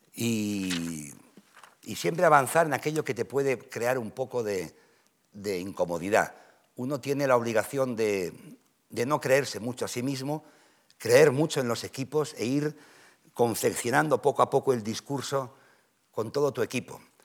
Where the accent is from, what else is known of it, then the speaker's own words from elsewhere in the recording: Catalonia, Spain; yo soy catalán